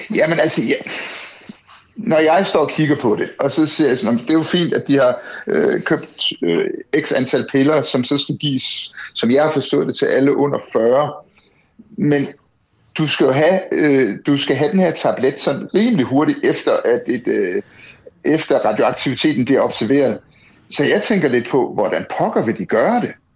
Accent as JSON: {"language": "Danish", "country": "Denmark"}